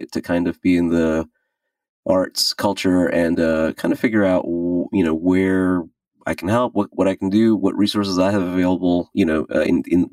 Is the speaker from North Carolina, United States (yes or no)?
no; Richmond, Virginia, United States; also born or lived in India; I was born in India, moved here when I was a kid. Spent most of my time in Richmond